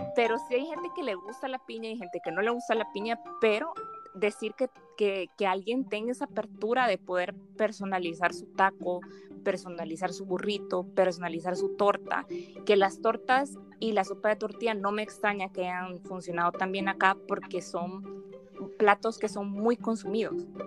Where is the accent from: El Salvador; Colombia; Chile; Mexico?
El Salvador; soy salvadoreña